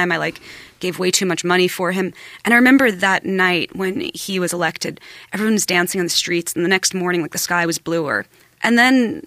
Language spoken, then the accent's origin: English; New York, United States; I was born in New York